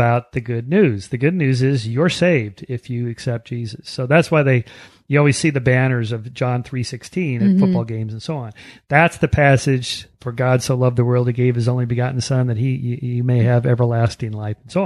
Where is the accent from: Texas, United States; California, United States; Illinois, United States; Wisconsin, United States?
California, United States; Pasadena; I'm from this area.